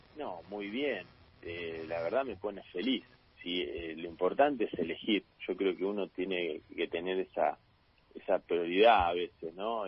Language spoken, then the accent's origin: Spanish; La Plata, Buenos Aires Province, Argentina; yo soy de La Plata y arranqué casi nueve años tenía cuando arranqué acá